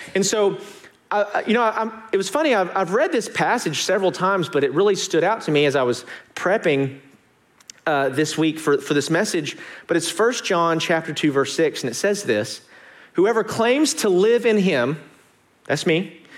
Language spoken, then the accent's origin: English; Arkansas, United States; moved away; I'm from Arkansas